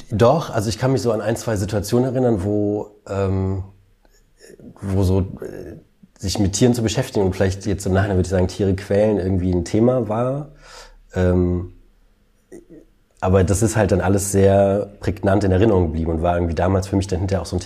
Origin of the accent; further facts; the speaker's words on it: Aachen, North Rhine-Westphalia, Germany; also born or lived in East Germany; ich bin ja im Osten geboren und dann im, im Westen groß geworden. Und ähm, mein erster Karneval im, in Westdeutschland, das war, wir sind dann nach Aachen gezogen, ähm, da war ich so fünf